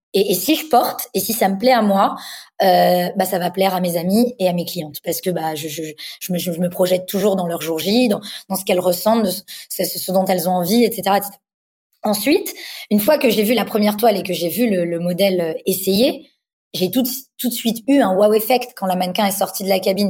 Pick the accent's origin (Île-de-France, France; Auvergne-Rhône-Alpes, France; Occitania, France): Île-de-France, France; Paris; j'ai grandi donc à Paris. Je suis née à Paris